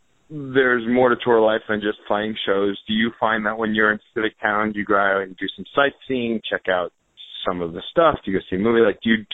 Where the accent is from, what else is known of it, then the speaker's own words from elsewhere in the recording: New York City, New York, United States; I'm from New York. It's where I live. And so I grew up going to that museum